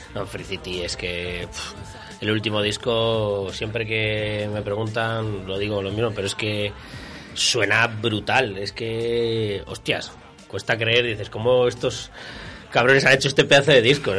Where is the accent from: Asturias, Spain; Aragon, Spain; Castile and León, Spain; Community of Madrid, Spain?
Castile and León, Spain; Viana de Cega; Yo soy de Viana